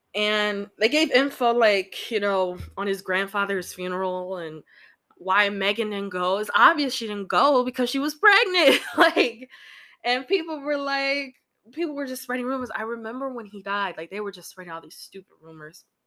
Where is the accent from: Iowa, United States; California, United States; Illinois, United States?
Illinois, United States; my home state of Illinois